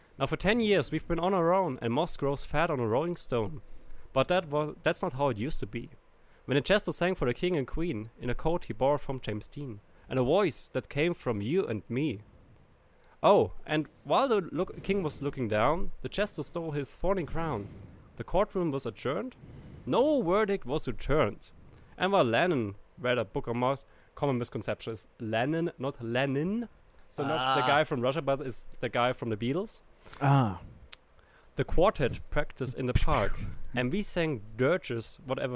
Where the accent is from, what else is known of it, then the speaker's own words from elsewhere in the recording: Germany; English is a second language; I'm from Germany